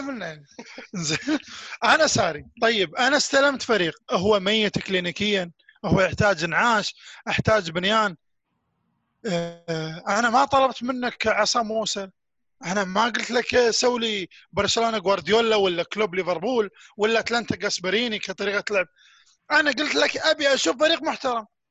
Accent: Kuwait; انا في نادي اسمه نادي الساحل عندنا بالكويت

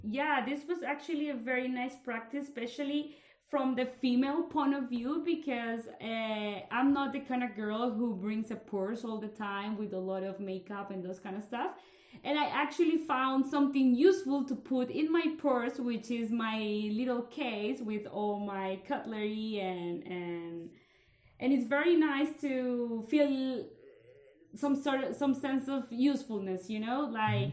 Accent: Colombia; now in Belgium; we live here in Belgium, but I come from Colombia

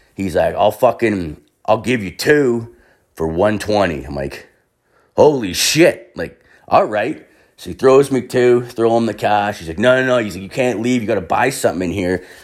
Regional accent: Canada; I'm fucking Canadian

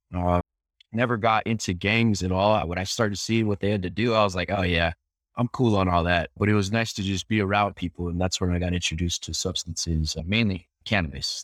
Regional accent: Albuquerque, New Mexico, United States; born and raised in New Mexico

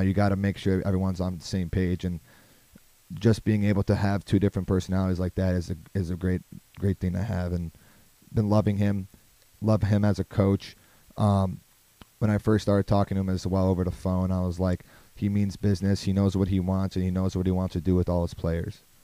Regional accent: Hoffman Estates, Illinois, United States; I am from Hoffman Estates, Illinois

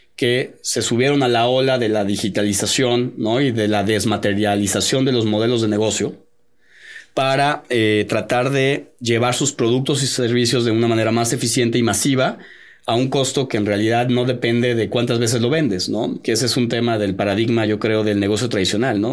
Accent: Mexico; como mexicanos

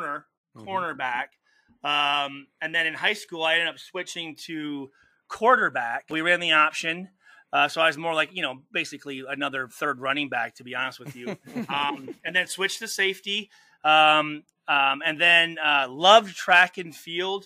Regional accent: Saginaw, Michigan, United States; growing up in Saginaw, Michigan

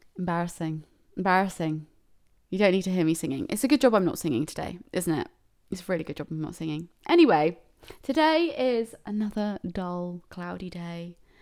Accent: United Kingdom; I'm such a British person

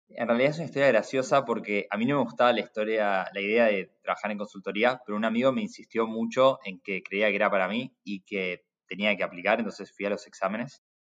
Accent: Buenos Aires, Argentina; Crecí en Buenos Aires alrededor del mundo de importación y exportación

